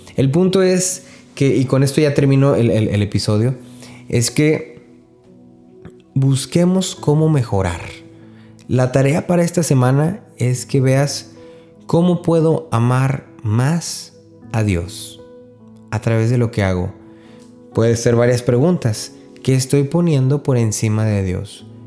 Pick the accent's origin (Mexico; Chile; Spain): Mexico; northern Mexico; soy norteño